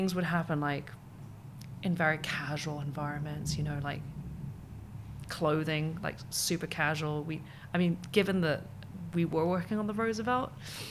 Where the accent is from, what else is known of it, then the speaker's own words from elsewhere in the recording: Hong Kong; also born or lived in United Kingdom; I come from Hong Kong